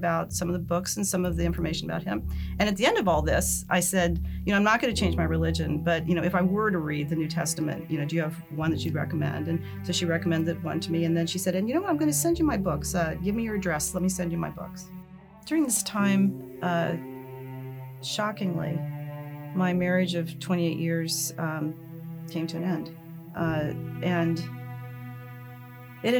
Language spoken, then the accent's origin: English; Columbus, Ohio, United States; I was born in Columbus, Ohio, and I'm Jewish.